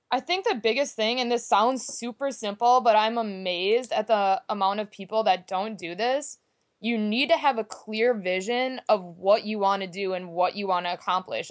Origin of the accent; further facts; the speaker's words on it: Green Bay, Wisconsin, United States; I am originally from Green Bay, Wisconsin